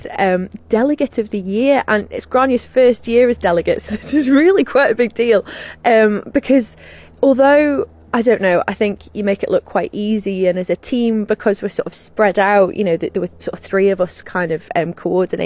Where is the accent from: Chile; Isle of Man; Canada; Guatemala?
Isle of Man; here's England and here's Ireland and we're right in the middle.